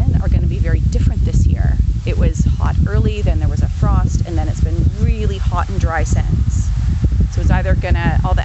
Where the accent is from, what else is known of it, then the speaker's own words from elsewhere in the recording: Canada; moved away as an adult; also born or lived in Texas / France; now in Hillier, Canada; I'm originally Canadian